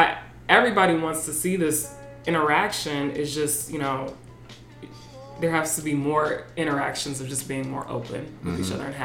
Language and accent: English; United States; I'm already American. I already know what that experience is like for me as like a Black woman.